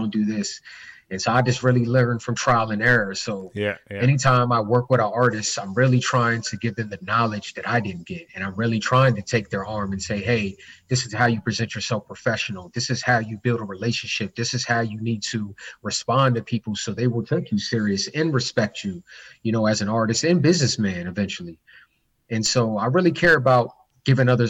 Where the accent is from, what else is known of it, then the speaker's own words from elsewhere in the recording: Baltimore, Maryland, United States; out here in my hometown of Baltimore City